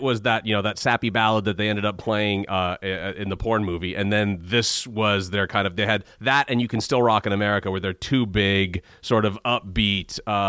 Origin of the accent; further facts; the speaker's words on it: Bay Area, California, United States; moved away as an adult; also born or lived in Brooklyn / New Jersey; I was born and raised in the Bay Area